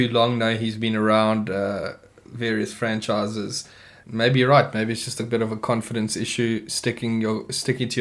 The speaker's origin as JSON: {"language": "English", "country": "South Africa", "said": "waving our South African flag proudly"}